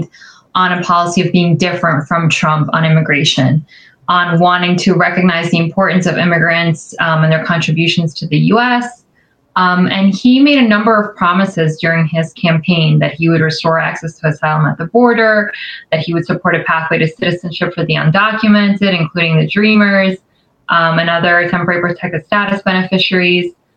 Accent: New York City, New York, United States; I grew up in New York City. So very much the heart of, you know, a lot of the history that you were talking about, a lot of the immigrant history. So originally from New York

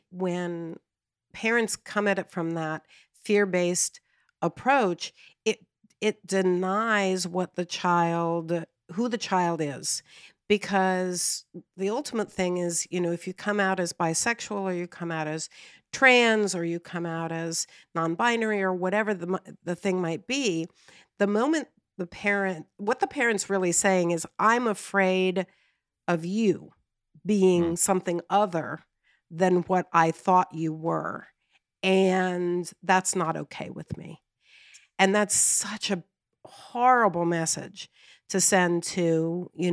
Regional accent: Texas, United States; growing up in Texas

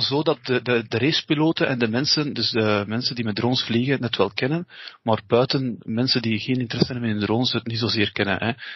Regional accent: East Flanders, Belgium; wij zijn van Oost-Vlaanderen

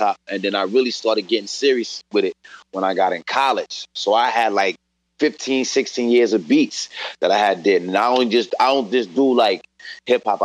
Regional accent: Rochester, New York, United States; also born or lived in Toronto, Canada; I'm from Rochester. Grew up in Rochester

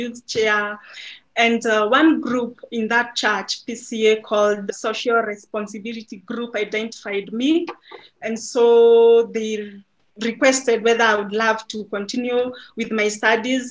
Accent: Kenya; I was born and brought up in a Christian family. I come from the neighborhood. It's called Gidogoro Slum

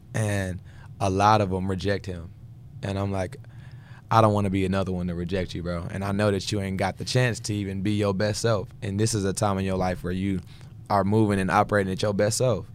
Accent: Houston, Texas, United States; I'm from Houston, Texas

